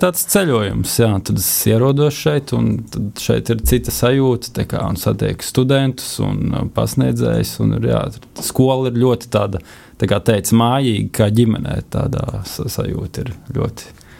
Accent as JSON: {"language": "Latvian", "region": "Riga", "country": "Latvia", "moved": "as an adult", "lives_now": "Rēzekne, Latvia", "said": "esmu čilis no Rīgas"}